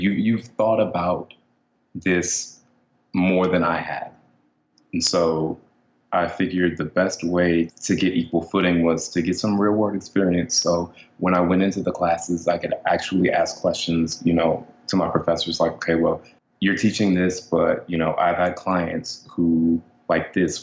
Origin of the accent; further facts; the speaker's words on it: Maryland, United States; I grew up in Maryland.